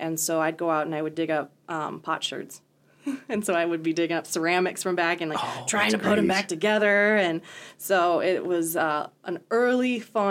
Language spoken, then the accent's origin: English; Centerville, Iowa, United States; moved away as an adult; also born or lived in San Antonio, Texas; now in Chadron, United States; I am an Iowan. So I grew up in southern Iowa in a little town called Centerville.